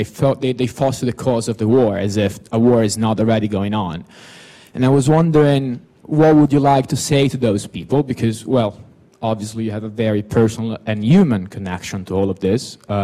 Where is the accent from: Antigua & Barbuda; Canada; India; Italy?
Italy; now in London, United Kingdom; I come from Italy, which is a country that has shown surprising levels of pro-Russianness